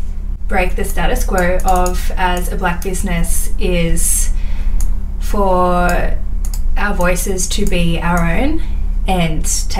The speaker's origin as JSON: {"language": "English", "area": "Wonnarua country", "region": "New South Wales", "country": "Australia", "tie": "born or raised there", "said": "I'm a proud Gamilaroi woman born on Wanneroo country and am now back living on Wanneroo country."}